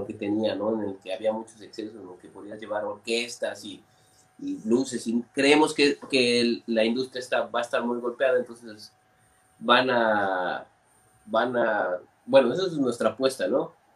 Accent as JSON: {"language": "Spanish", "town": "Orizaba", "region": "Veracruz", "country": "Mexico", "said": "nosotros somos de Orizaba"}